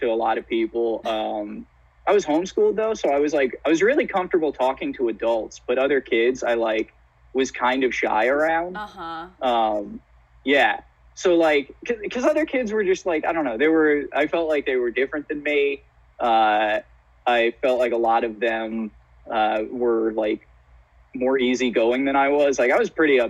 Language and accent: English; Ohio, United States; now in Chicago, United States; I grew up in a like very football community